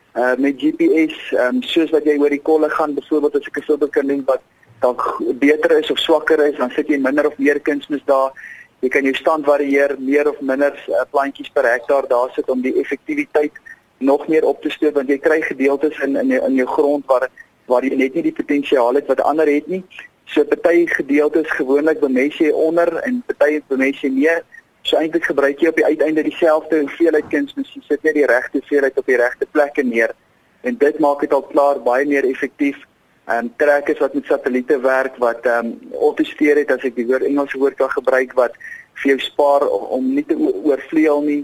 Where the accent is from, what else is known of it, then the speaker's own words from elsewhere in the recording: South Africa; ons as Suid-Afrikaners